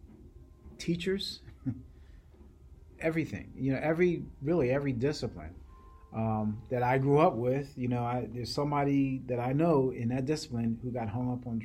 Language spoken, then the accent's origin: English; Williamstown, New Jersey, United States; The town I grew up in is called Williamstown, New Jersey